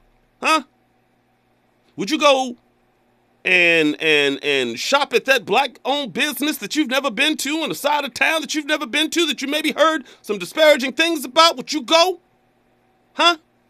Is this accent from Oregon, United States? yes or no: no; Bakersfield, California, United States; moved away as an adult; now in Los Angeles, United States; I'm from Bakersfield